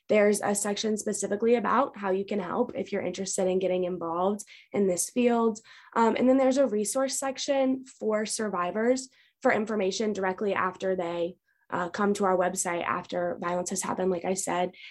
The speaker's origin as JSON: {"language": "English", "town": "Raleigh", "region": "North Carolina", "country": "United States", "tie": "born or raised there", "said": "I grew up right here in Raleigh."}